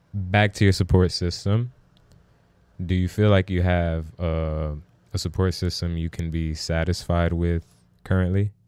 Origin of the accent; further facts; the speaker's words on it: New York, United States; I was born in the Bronx